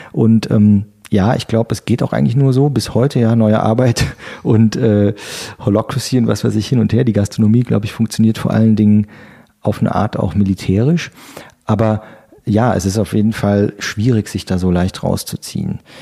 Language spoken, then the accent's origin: German; near Trier, Rhineland-Palatinate, Germany; moved away as an adult; also born or lived in Stolberg, North Rhine-Westphalia; now in Berlin, Germany; Aus der Nähe von äh, Trier an der mhm. Mosel. Mhm. Geboren bin ich in Stolberg